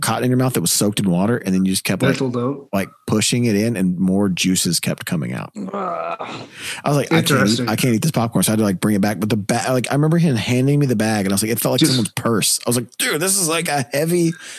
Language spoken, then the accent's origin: English; the South, United States; I'm from the South.